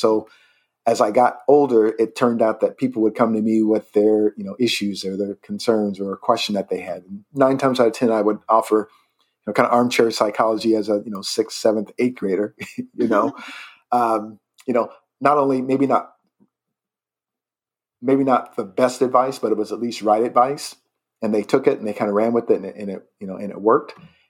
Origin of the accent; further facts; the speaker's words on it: Indiana, United States; also born or lived in Rapid City, South Dakota; So I'm from Indiana. That's where my home state